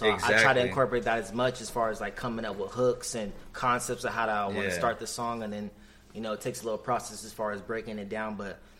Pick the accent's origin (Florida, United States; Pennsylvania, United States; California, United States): California, United States; moved away as an adult; also born or lived in Japan / Orange County, California / Long Beach, California; now in Phoenix, United States; So I was born in Japan. I grew up most of my life in California. So I lived in like Orange County area, like Huntington Beach, Anaheim, also Lakewood and Long Beach.